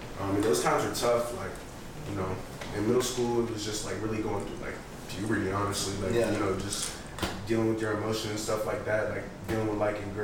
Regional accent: Austin, Texas, United States; also born or lived in Sacramento, California / College Station, Texas; I was 5 when we moved to Austin

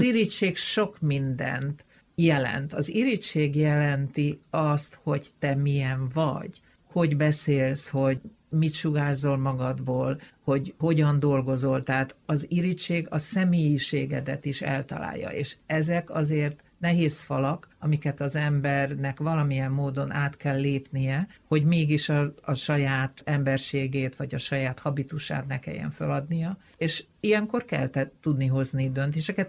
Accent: Mór, Fejér, Hungary; moved away as an adult; also born or lived in London; ahol én fölnőttem, az egy multikulturális falu volt

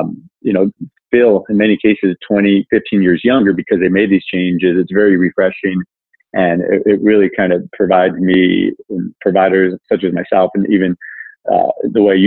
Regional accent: Southern California, United States; also born or lived in Ohio; I grew up in Southern California

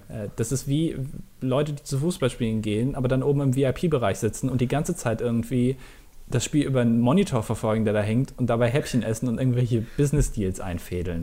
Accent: Germany; als Deutscher

